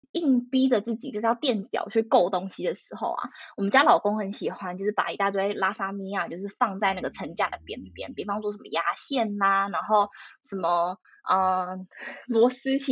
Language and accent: Chinese; Taiwan; moved away as an adult; now in Netherlands; 我已经写我是台湾人